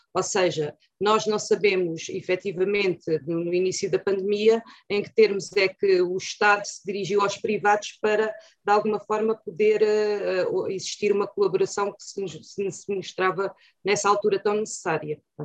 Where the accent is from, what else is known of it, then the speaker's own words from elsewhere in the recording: Torres Novas, Santarém District, Portugal; vivo em Torres Novas, nasci em Torres Novas há 55 anos